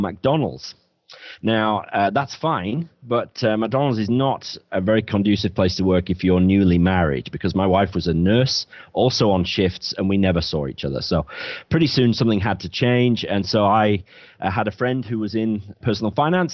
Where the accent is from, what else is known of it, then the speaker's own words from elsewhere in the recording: Bradford, Yorkshire and the Humber, United Kingdom; moved away as an adult; now in Cornwall, United Kingdom; I'm from Bradford in the north of England originally, but I now live in Cornwall, the very far southwest